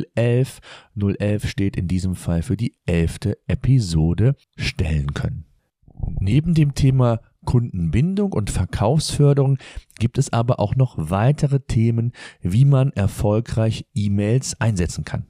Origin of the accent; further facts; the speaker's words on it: Germany; Bei uns in Deutschland